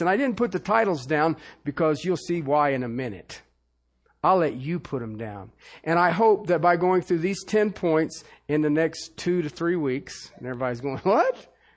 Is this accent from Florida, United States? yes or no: no; Ohio, United States; I grew up in Ohio